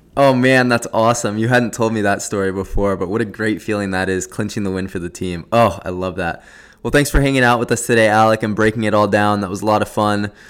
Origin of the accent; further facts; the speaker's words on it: Southern California, United States; we're both from SoCal.